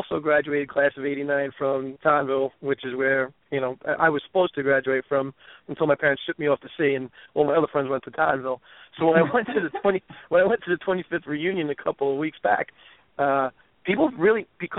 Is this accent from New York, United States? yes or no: yes; New York City, New York, United States; I was born in the Bronx.